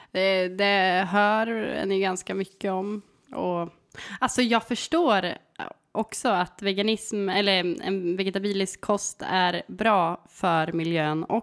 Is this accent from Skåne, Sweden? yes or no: no; Kolbäck, Västmanland, Sweden; accent: Kolbäcksmålet; Blandat med Kolbäcksmålet.